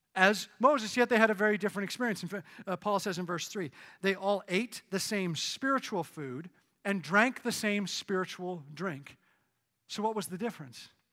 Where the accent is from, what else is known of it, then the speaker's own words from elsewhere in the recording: Canada; moved away; Growing up in Canada